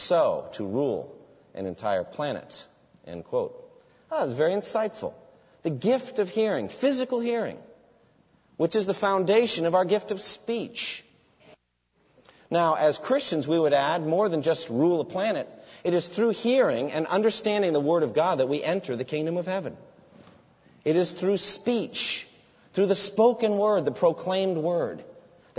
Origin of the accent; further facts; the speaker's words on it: Framingham, Massachusetts, United States; my hometown of Framingham, there's the Bose factory